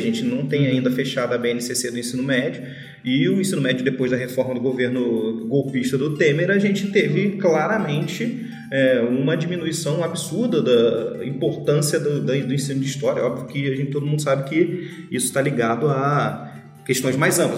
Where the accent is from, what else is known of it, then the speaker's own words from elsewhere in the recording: Brazil; Nós, nós nascemos brasileiros, nós somos brasileiros pelo lugar que a gente nasceu